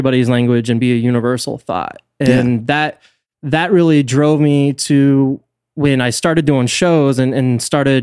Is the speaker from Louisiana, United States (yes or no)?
no; St. Mary's County, Maryland, United States; I grew up in St. Mary's.